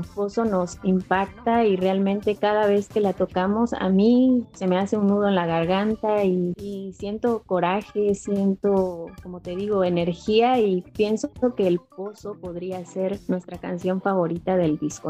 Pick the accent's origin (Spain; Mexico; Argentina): Mexico; Juchitán, Oaxaca; me encuentro aquí en, mi ciudad natal, Juchitán, Oaxaca